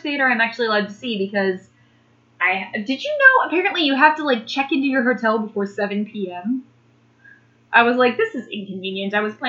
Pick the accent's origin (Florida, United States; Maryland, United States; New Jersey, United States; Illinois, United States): Illinois, United States; Macomb; I'm from Macomb. Don't, it's cool, Western Central Illinois. I still love you.